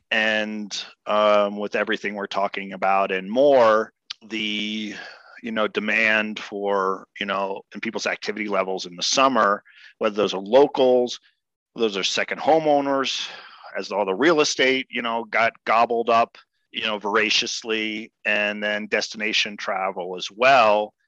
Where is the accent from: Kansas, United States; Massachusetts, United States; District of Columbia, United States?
District of Columbia, United States; Washington; moved away as an adult; also born or lived in Claremont, California; now in Colorado, United States; born and raised in Washington, D.C